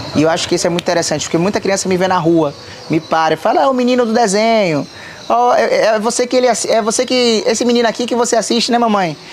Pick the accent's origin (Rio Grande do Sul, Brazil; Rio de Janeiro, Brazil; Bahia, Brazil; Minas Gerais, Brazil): Bahia, Brazil; Salvador; Eu sou, sou um baiano, sou terapolitano, raiz